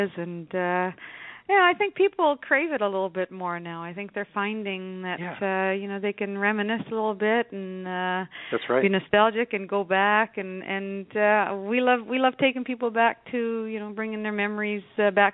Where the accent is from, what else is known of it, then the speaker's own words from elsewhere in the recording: Temagami, Ontario, Canada; moved away as an adult; also born or lived in North Bay, Canada; now in St. Catharines, Canada; I come from Temagami, where you can't ask for a more beautiful place if you just want to, you know, relax and enjoy the surroundings of what nature brings. And I lived there for, I guess, about 12 years before I went away to college in North Bay